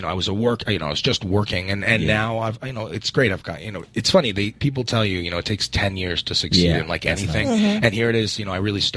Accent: New York, United States; I'm from New York, so okay, I did theater. I did theater growing up

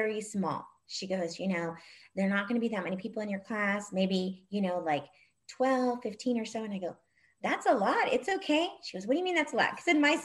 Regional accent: El Monte, California, United States; I grew up in El Monte

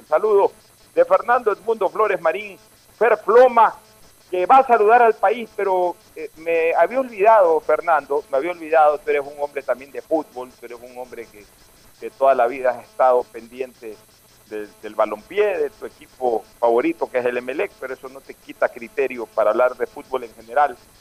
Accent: Ecuador; como ecuatorianos

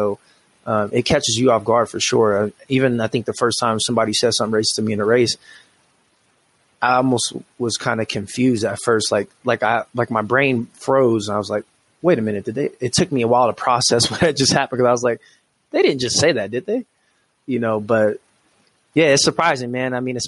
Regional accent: Washington, United States; now in Colorado Springs, United States; I came from Washington State, which is a very liberal place, very blue state.

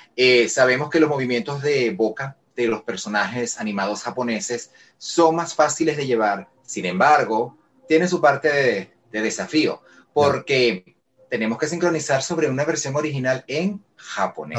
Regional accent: Caracas, Capital District, Venezuela; yo soy venezolano, soy de Caracas, vivo en Caracas

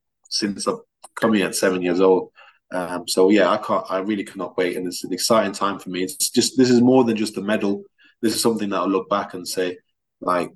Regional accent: England, United Kingdom; also born or lived in Russia; I lived there for 7 years before coming down to England. It was a big change for me at the time, you know, a different language, a different school system

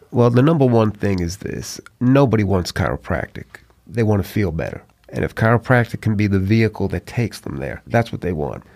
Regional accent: New York, United States; moved away as an adult; also born or lived in Atlanta; now in Mobile, United States; growing up in New York

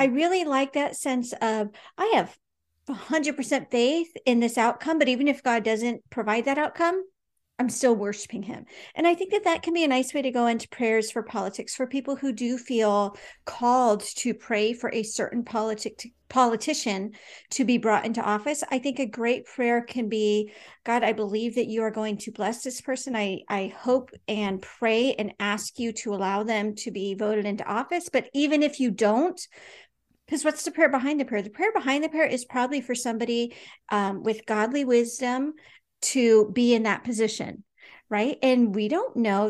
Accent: United States; we have this interesting kind of history as American Christians

